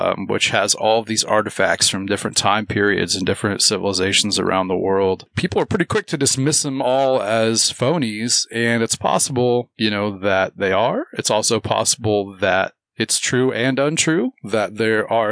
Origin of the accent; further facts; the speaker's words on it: Olney, Illinois, United States; I was born in Olney, which is home of the white squirrels